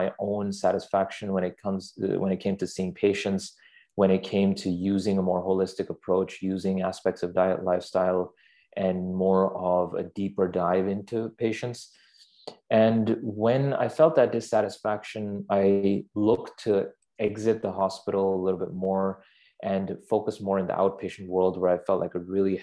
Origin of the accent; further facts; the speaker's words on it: Pakistan; moved away as an adult; growing up in Pakistan, where I'm from, you don't have undergrad